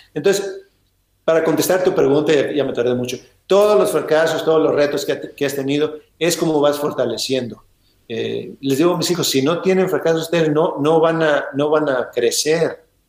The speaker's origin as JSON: {"language": "Spanish", "town": "Ensenada", "region": "Baja California", "country": "Mexico", "tie": "born or raised there", "moved": "yes", "lives_now": "United States", "said": "en Ensenada, que es donde yo nací"}